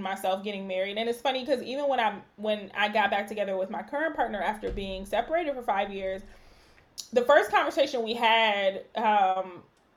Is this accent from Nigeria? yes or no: yes; Nigeria; I'm Nigerian